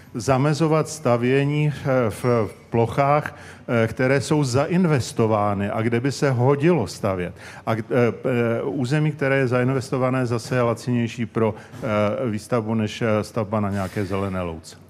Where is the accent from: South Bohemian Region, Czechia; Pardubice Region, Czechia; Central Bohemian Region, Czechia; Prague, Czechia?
Prague, Czechia; já jsem ze Strašnic